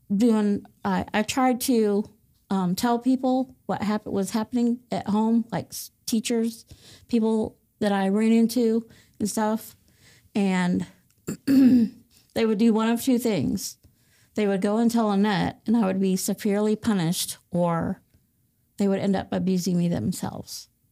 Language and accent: English; Fort Wayne, Indiana, United States; I was born and raised in Fort Wayne, Indiana